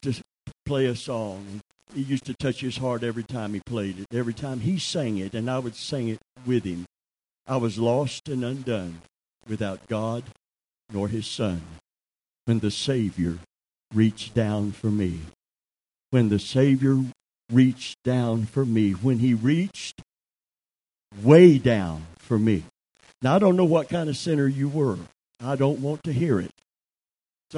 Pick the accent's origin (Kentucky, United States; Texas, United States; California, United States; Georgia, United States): Kentucky, United States; I'm from Kentucky